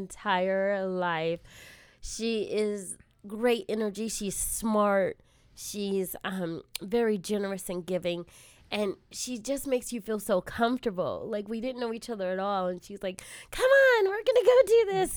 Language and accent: English; South Bay, Southern California, United States; I am a Southern California gal, born and raised primarily in the South Bay area.